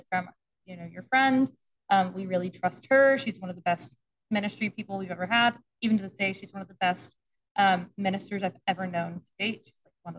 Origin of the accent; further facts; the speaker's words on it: Houston, Texas, United States; Houston, my hometown.